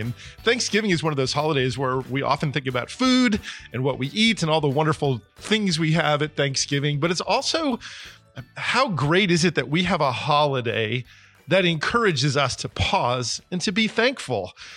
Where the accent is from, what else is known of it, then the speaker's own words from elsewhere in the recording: New Jersey, United States; moved away; I grew up in New Jersey